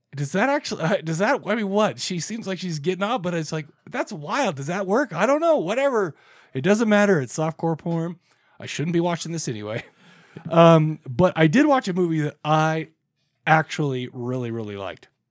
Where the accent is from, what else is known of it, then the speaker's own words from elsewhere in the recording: Farmington, Utah, United States; We grew up in Farmington, Utah.